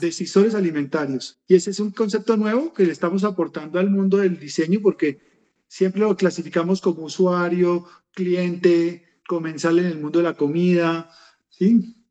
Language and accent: Spanish; Colombia; soy colombiano, vivo en Bogotá